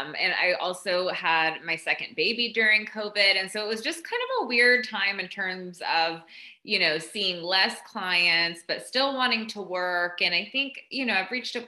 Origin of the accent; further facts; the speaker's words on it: Southeast Tennessee, United States; moved away as an adult; also born or lived in Austin, Texas; I grew up in Southeast Tennessee in a kind of a small town, very conservative